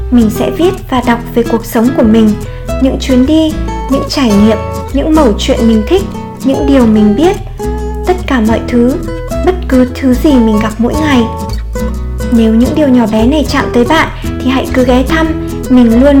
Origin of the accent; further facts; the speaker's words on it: Hanoi, Vietnam; born there; Mình sinh ra ở Hà Nội vào một ngày đầu hạ